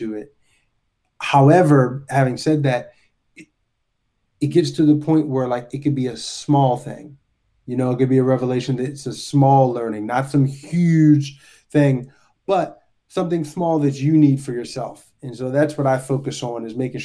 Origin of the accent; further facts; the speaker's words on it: Baltimore, Maryland, United States; I'm originally from Baltimore, grew up in an artist family